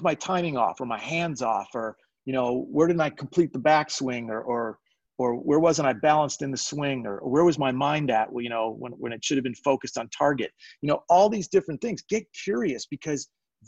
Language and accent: English; Chicago, Illinois, United States; I grew up in Chicago